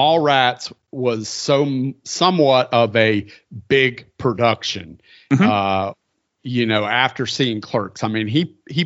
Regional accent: the Bible Belt, United States; I grew up in the Bible Belt

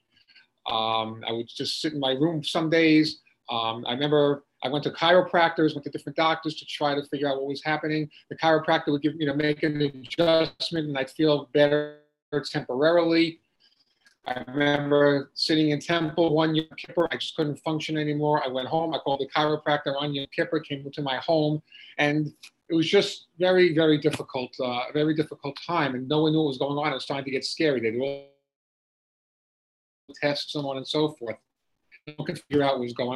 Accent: Long Island, New York, United States; I grew up in Long Island, New York

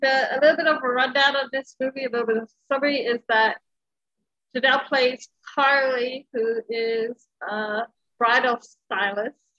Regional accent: Philippines; I'm Filipino

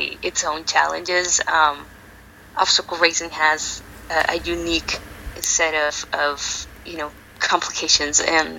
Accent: Mexico; also born or lived in El Paso, Texas; now in San Antonio, United States; I am originally from Mexico.

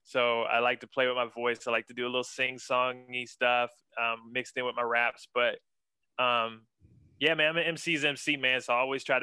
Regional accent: Ambridge, Pennsylvania, United States; moved away as an adult; also born or lived in Pittsburgh, Pennsylvania; now in Atlanta, United States; I grew up in several small towns in Western Pennsylvania, most notably Ambridge, Pennsylvania

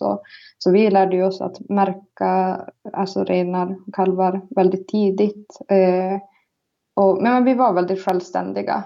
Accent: Karesuando, Norrbotten County, Sweden; also born or lived in Palojoensuu, Finland; now in Väddö, Sweden; jag är från Karesuando. Eh, född i Finland, i Palojoensu. Och så flyttade vi till svenska sidan

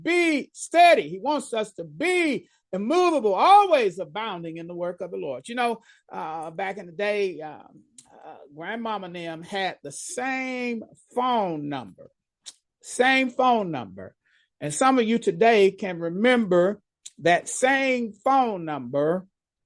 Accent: Dallas, Texas, United States; I grew up in Dallas

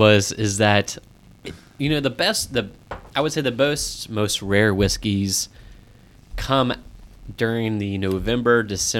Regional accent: Lawrenceburg, Indiana, United States; also born or lived in Louisville, Kentucky; I was born in Louisville, grew up in Lawrenceburg, Indiana, both very bourbon-friendly cities.

